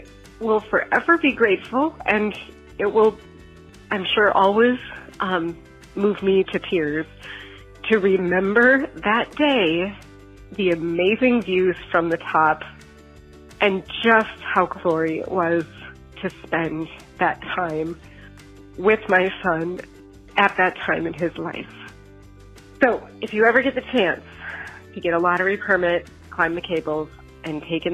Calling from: Blaine, United States; I'm calling from Blaine.

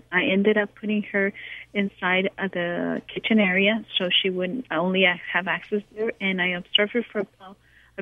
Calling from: Los Angeles, California, United States; I'm calling from Encino, California.

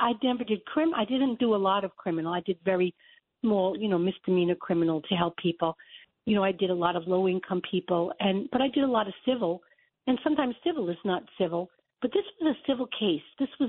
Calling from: Florida, United States; I'm in Broward County. I'm not far from Mar-a-Lago.

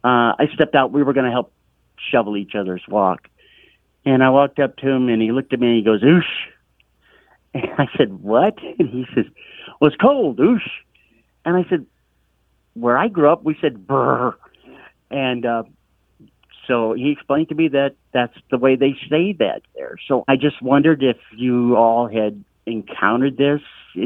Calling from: Mount Airy, North Carolina, United States; I'm calling from Mount Airy, North Carolina.

